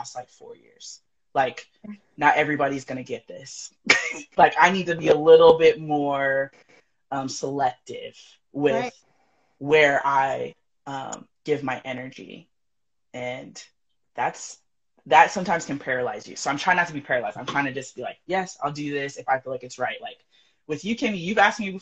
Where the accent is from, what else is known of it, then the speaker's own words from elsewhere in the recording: California, United States; moved away as an adult; also born or lived in San Diego, California; now in Colorado Springs, United States; I am born and raised California person